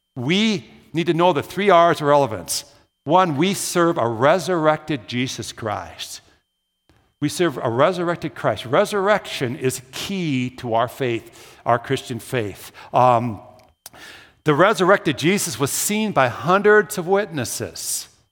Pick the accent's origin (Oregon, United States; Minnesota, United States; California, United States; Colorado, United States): Minnesota, United States; Brooklyn Park; moved away as an adult; also born or lived in Williston, North Dakota; I grew up in the Twin Cities. I'm a classic city boy. I don't talk about that much. I grew up in Brooklyn Park